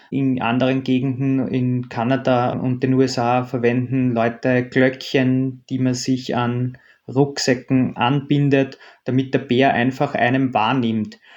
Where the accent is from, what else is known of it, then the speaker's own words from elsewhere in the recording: Austria; bei uns in Österreich